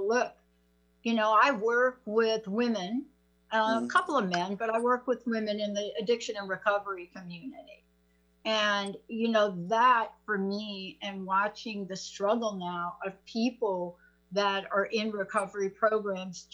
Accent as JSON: {"language": "English", "town": "New York City", "region": "New York", "country": "United States", "tie": "born or raised there", "moved": "yes", "lives_now": "Seattle, United States", "said": "I'm a kid from the Bronx. There's no question about it where I grew up."}